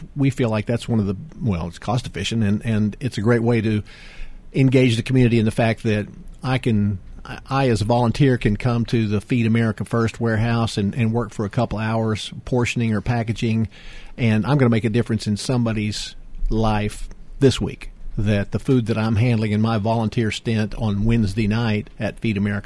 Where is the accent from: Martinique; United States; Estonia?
United States; Houston, Texas; I grew up in the Houston area